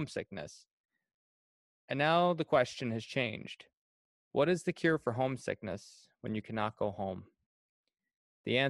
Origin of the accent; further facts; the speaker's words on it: Cardigan, Prince Edward Island, Canada; moved away as an adult; I'm originally from Cardigan, Prince Edward Island, and I've been away on again, off again for about 6 years.